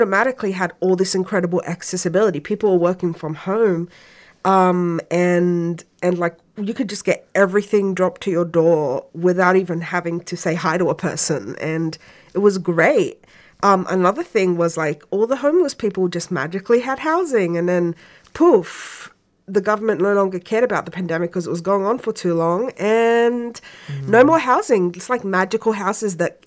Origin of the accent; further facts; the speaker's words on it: Egypt; now in Melbourne, Australia; I'm also originally from Egypt